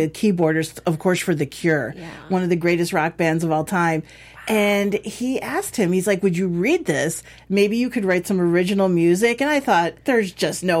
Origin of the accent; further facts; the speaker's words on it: Chicago, Illinois, United States; I grew up in Chicago in the suburbs